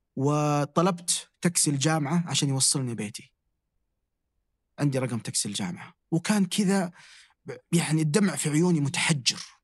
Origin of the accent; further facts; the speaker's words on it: Damad, Jazan Province, Saudi Arabia; مسقط رأسي في محافظة اسمها ضمد